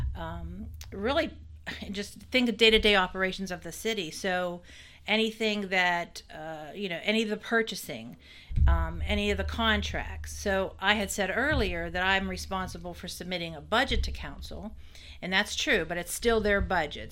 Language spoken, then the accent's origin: English; Weirton, West Virginia, United States; moved away as an adult; now in Fairmont, United States; I'm not from Fairmont, so, uh, I'm from, I'm from Weirton